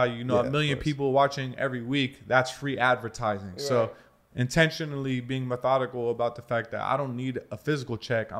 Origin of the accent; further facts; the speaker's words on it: Alexandria, Virginia, United States; also born or lived in Washington, D.C.; I'm actually from D.C., so if you guys have seen Remember the Titans, that's my city, Alexandria, Virginia.